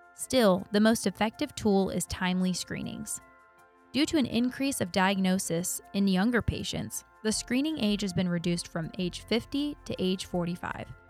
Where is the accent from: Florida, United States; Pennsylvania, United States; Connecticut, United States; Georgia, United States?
Florida, United States; Auburndale; I'm actually from Auburndale, too, but, you know, I get the best of both worlds 'cause I live in Auburndale